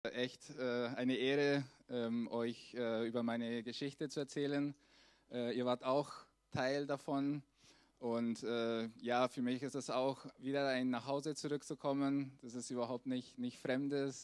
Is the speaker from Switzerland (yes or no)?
no; Chihuahua, Mexico; moved away; Wir kommen eher aus der Wüste.